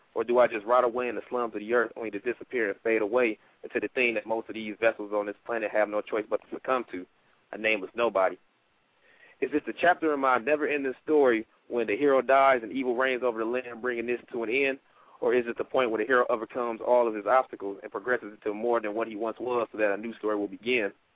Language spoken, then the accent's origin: English; Detroit, Michigan, United States; now in Fayetteville, United States; I'm um, originally from Detroit, Michigan, but right now I reside in Fayetteville, North Carolina.